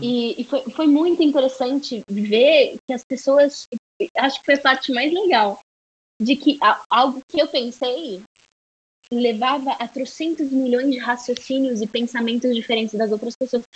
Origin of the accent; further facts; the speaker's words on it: Brazil; also born or lived in United States; por ser brasileira, sabe, por ser latina, por não falar inglês perfeitamente